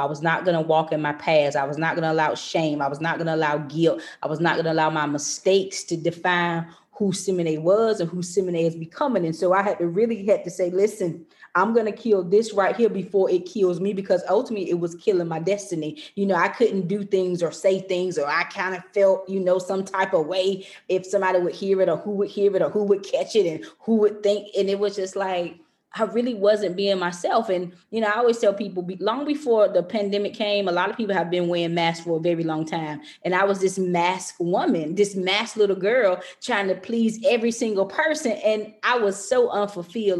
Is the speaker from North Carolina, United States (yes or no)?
yes; North Carolina, United States; moved away as an adult; now in Maryland, United States